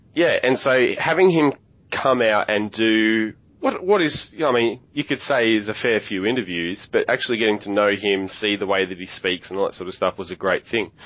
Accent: Central Victoria, Australia; now in Adelaide, Australia; I'm from Central Victoria

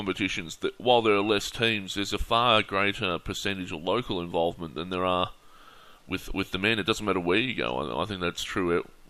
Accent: Adelaide, South Australia, Australia; I'm from Adelaide, that's why I ask.

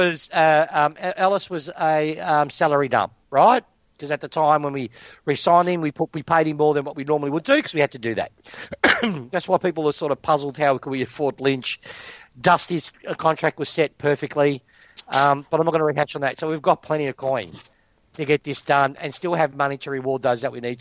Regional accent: Australia; I grew up in Broadway, so my parents aren't full of cash

